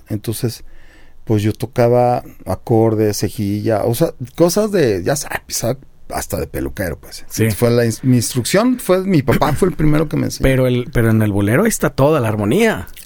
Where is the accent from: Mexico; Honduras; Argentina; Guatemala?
Mexico; born there; pues nací en México.